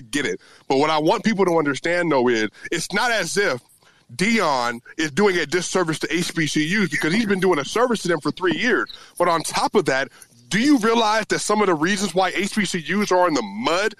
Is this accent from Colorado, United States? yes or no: yes; Colorado, United States; when I grew up in Colorado, playing in Colorado, was an all-state linebacker